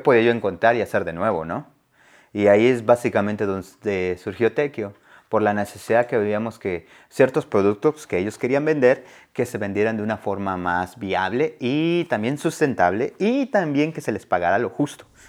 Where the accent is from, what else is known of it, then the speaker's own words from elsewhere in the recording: Oaxaca, Mexico; now in Asheville, United States; Fui a Oaxaca por dos semanas. Me fui a mi pueblo